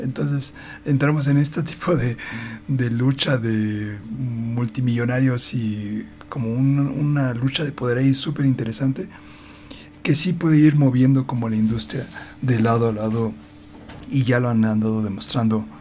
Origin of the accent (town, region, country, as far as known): Mexico